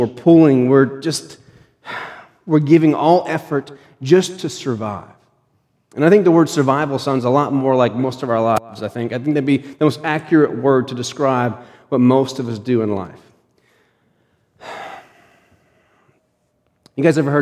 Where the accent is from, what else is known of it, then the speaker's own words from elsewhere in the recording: Pennsylvania, United States; When I was growing up in Pennsylvania